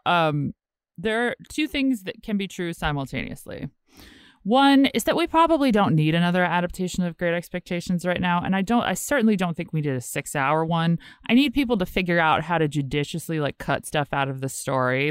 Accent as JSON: {"language": "English", "town": "Richmond", "region": "Virginia", "country": "United States", "said": "I'm actually from Richmond, like, but Virginia"}